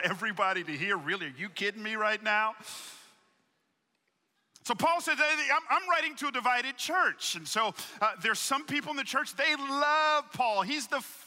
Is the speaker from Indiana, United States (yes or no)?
no; Atlanta, Georgia, United States; I grew up in Atlanta